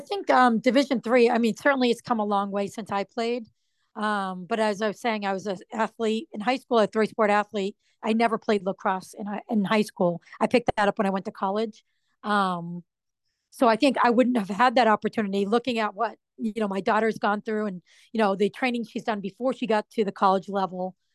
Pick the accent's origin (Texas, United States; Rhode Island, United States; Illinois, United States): Rhode Island, United States; moved away as an adult; also born or lived in Massachusetts; I'm not from Massachusetts. I was from Rhode Island